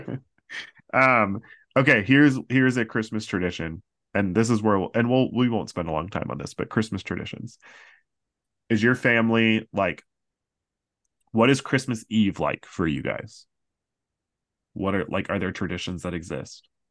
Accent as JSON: {"language": "English", "region": "Central Florida", "country": "United States", "tie": "born or raised there", "said": "Growing up in Central Florida, a lot of my friends sang at the Candlelight Processional"}